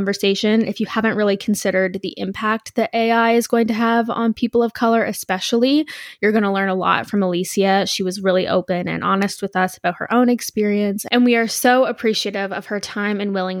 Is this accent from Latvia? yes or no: no; Canada; since I'm Canadian